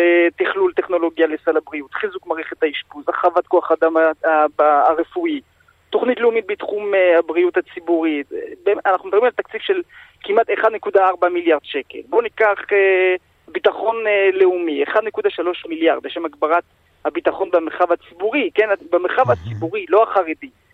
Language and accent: Hebrew; France; now in Israel; אני מגיע מצרפת